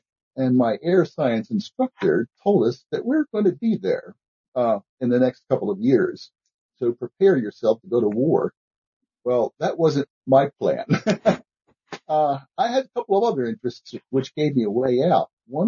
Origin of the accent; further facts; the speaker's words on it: Baltimore, Maryland, United States; I'm originally from Baltimore. Not pronounced that way in Baltimore, of course